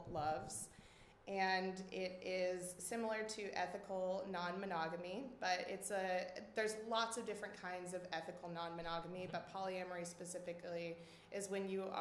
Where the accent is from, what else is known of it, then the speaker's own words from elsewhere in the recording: Midland, Texas, United States; moved away; I grew up in West Texas, in Midland, Texas.